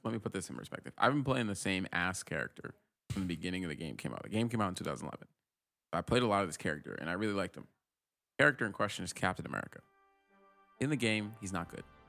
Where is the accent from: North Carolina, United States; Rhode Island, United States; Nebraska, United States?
Rhode Island, United States; moved away as an adult; now in San Francisco, United States; I grew up in Rhode Island